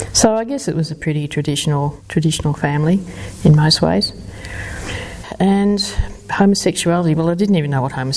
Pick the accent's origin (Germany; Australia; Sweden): Australia; Melbourne, Victoria; also born or lived in London; I was born in London just because my parents happened to be over there. But I did grow up in Melbourne